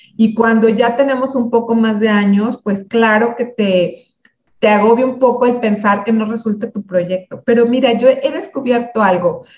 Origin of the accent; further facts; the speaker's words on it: a small city in Michoacán, Mexico; Yo soy de una ciudad pequeña en, Michoacán, en, México